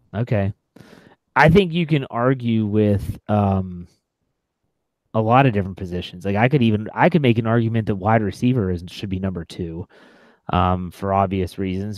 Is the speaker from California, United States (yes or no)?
no; West Virginia, United States; moved away; I'm from West Virginia, and a lot of my kids that I graduated high school